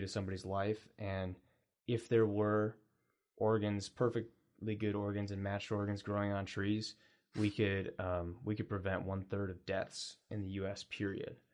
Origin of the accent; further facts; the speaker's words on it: Ames, Iowa, United States; I grew up in central Iowa, a little town called Ames